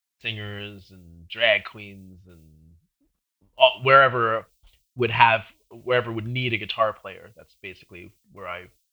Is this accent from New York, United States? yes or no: yes; Long Island, New York, United States; also born or lived in Brooklyn / Manhattan; I'm from New York. I'm from, I was born in Brooklyn. Okay. And then shortly after that, when I was like five, I moved out to Long Island.